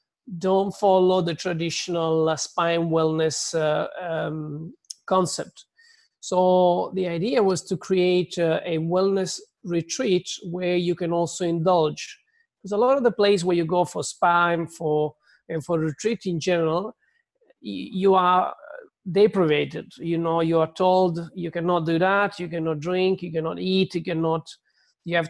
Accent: Southern Italy, Italy; English is a second language; moved away as an adult; also born or lived in London; I was born in a little village in the south of Italy.

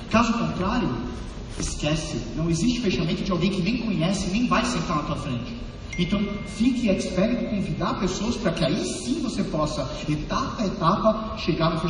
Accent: São Paulo, Brazil; born there; nasci em São Paulo e desde então, eu venho desde 2012 trabalhando dentro desse mercado

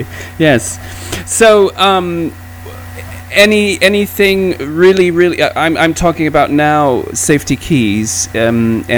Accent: Portugal; I'm from Portugal

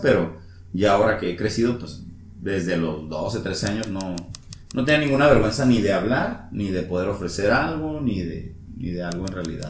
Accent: Mexico; moved away; soy de San Luis

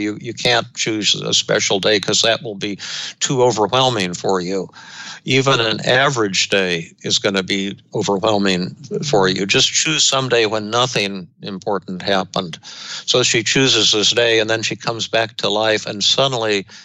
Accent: Denver, Colorado, United States; when I was growing up in Denver

